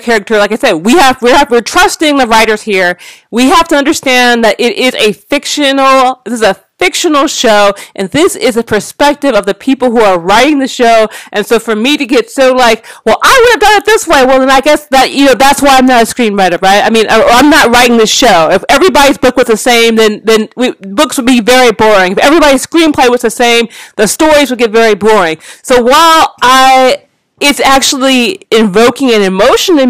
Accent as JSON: {"language": "English", "town": "Los Angeles", "region": "California", "country": "United States", "tie": "born or raised there", "said": "growing up in Black Los Angeles, it was just reminiscent of being Black"}